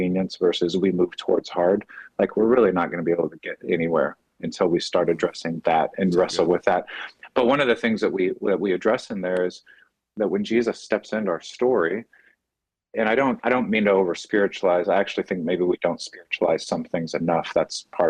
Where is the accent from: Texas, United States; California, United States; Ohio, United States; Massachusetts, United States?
Texas, United States; Dallas; growing up in the Bible church world in Dallas